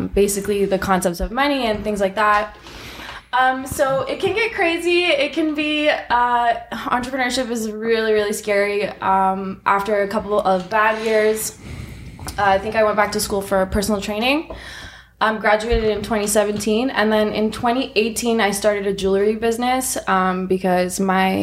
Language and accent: English; Toronto, Ontario, Canada; also born or lived in Iran; I came to Canada with my family in 1995 from Iran. I'm 30 years old. I'm from Scarborough.